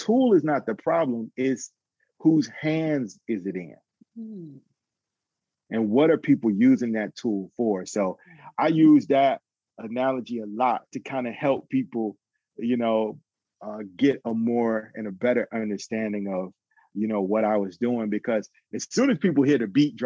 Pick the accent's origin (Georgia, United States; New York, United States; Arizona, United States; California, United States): Georgia, United States; Atlanta; I grew up in Atlanta. I'm originally from Atlanta.